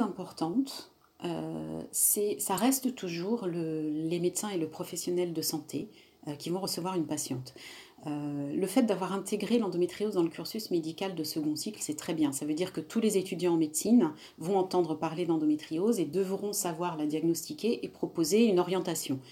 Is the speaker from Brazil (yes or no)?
no; Réunion; je suis réunionnaise et, et dans ma culture, les femmes supportent beaucoup sans, sans, rien dire non plus